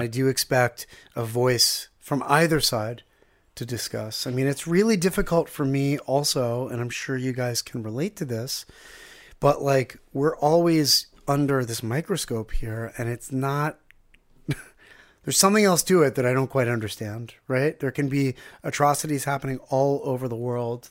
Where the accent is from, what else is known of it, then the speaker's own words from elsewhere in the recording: Pittsburgh, Pennsylvania, United States; also born or lived in Ganei Yehuda, Israel; now in Israel; We grew up in Squirrel Hill, Pittsburgh, which is like a little shtetl